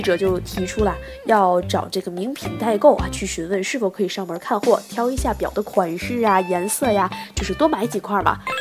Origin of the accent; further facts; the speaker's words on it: China; 我们中国人民啊，天朝的人民